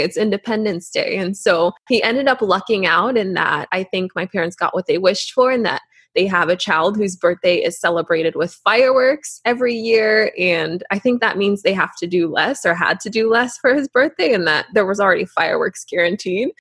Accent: Canada; growing up in Canada, our parents would constantly remind us

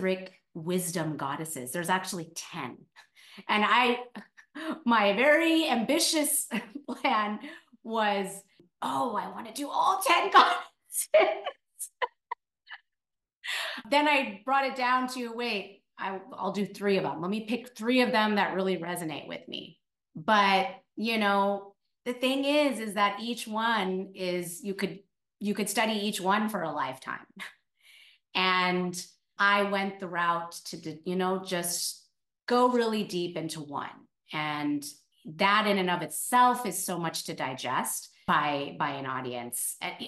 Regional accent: California, United States; moved away as an adult; now in New York, United States; I'm born and raised in California

